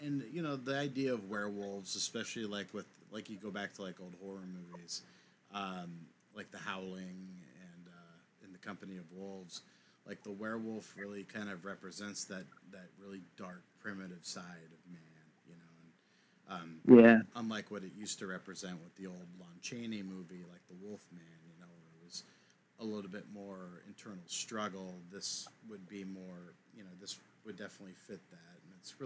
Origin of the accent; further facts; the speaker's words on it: Portland, Oregon, United States; we're from Portland, Oregon, and, or just outside of it